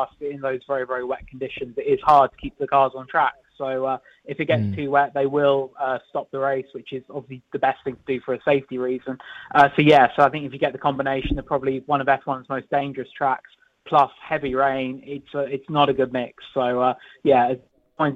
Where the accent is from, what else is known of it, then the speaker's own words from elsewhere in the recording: United Kingdom; I'm British